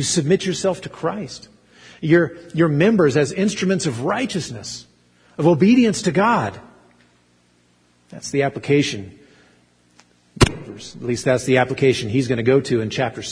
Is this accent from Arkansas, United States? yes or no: yes; Arkansas, United States; I grew up in Arkansas, and so I didn't say pretend like, I said ten like